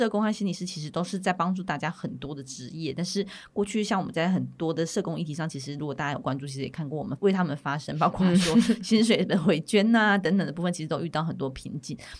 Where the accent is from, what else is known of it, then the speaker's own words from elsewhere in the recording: Miaoli County, Taiwan; now in Taipei, Taiwan; 我从苗栗搬到台北，其实，在台北就看到有很多这样的心理咨商所，或者心理咨商诊所，或是精神科诊所、身心科诊所。但是，其实，在苗栗的情况就比较少看到。